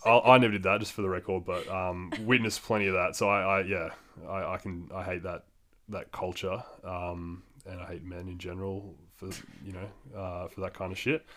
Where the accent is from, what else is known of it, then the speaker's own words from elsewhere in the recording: Australia; as a man growing up in Australia